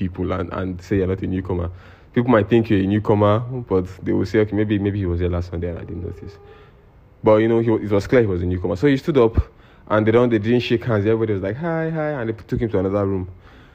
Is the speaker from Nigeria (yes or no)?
yes; Nigeria